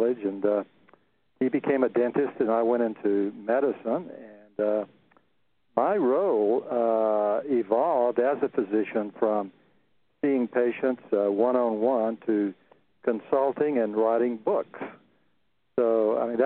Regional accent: central Texas, United States; I grew up on a cotton farm in the middle of central Texas

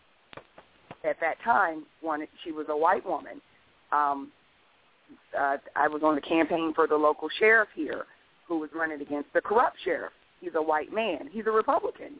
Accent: Columbus, Ohio, United States; now in Stafford County, Virginia, United States; I'm from Columbus, Ohio

